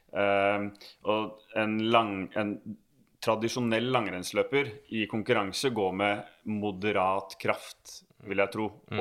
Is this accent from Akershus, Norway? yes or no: yes; Bærums Verk, Akershus, Norway; jeg vokste opp på Bærums Verk